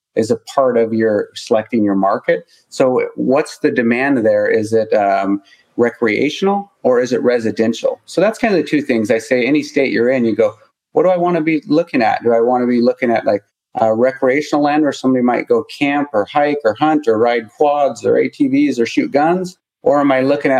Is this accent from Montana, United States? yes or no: yes; Montana, United States; I'm from Montana